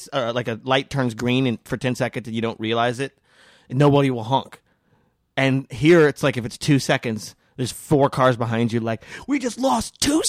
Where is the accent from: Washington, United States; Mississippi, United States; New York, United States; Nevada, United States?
Nevada, United States; Las Vegas; I am from Vegas.